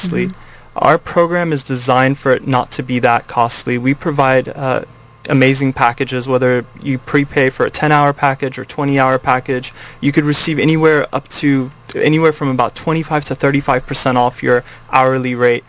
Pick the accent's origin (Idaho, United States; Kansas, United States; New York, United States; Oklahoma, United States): Kansas, United States; moved away as an adult; also born or lived in Iran; now in California, United States; My family moved to the Midwest, to Kansas